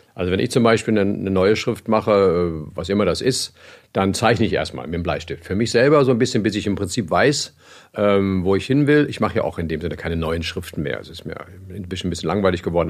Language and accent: German; Germany; als Deutscher